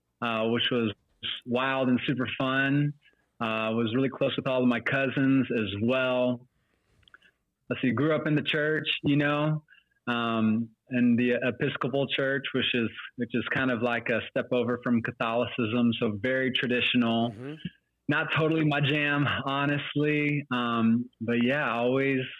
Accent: Austin, Texas, United States; We're mainly transplants in this city, but I'm proud to call Austin my hometown

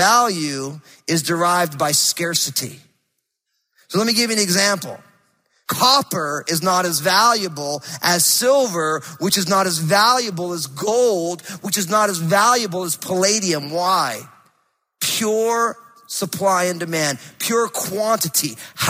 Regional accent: East Coast, United States; now in Pacific Northwest, United States; but I'm a transplant from the East Coast, so I'm all screwed up, you know?

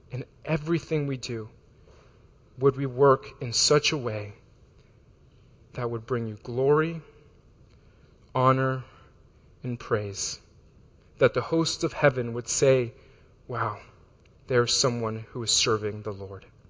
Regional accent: Florida, United States; moved away; I'm from Florida

